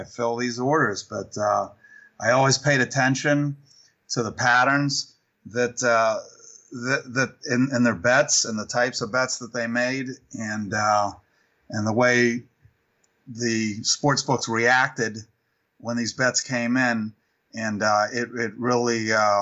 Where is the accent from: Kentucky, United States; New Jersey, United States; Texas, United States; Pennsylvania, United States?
Pennsylvania, United States; Pittsburgh; moved away as an adult; I grew up in Pittsburgh